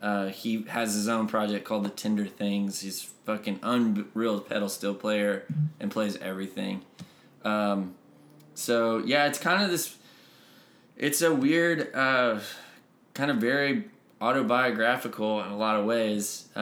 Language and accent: English; Northeast Texas, United States; I grew up in Northeast Texas